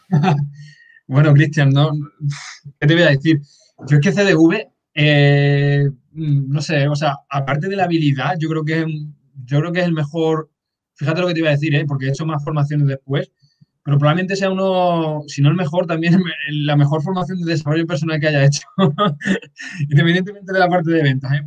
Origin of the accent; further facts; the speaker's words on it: Extremadura, Spain; moved away as an adult; also born or lived in Badajoz; now in Madrid, Spain; yo, por ejemplo, estoy viviendo ahora en Madrid, pero yo soy un pueblo de Extremadura